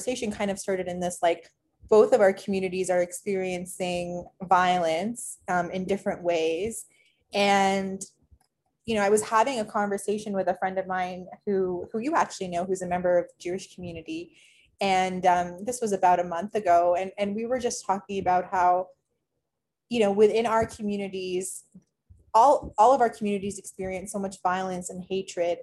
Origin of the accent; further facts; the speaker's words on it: Toronto, Ontario, Canada; moved away; I grew up in Toronto